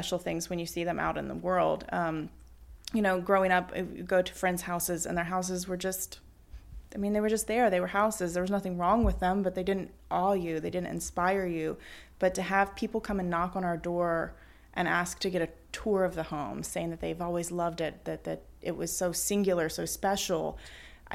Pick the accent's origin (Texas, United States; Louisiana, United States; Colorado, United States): Louisiana, United States; Baton Rouge; moved away as an adult; now in New Orleans, United States; I grew up in Mid-City in Baton Rouge